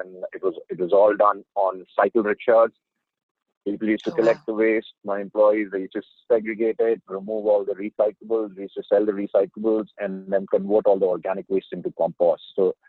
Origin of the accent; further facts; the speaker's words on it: India; moved away as an adult; also born or lived in Canada / United States; I grew up in India to a great extent, even though I'm a Canadian. My mother had moved to Canada at a very young age.